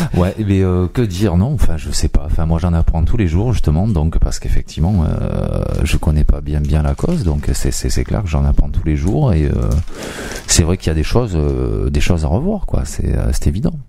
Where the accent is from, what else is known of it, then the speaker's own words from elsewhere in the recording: France; chez nous en France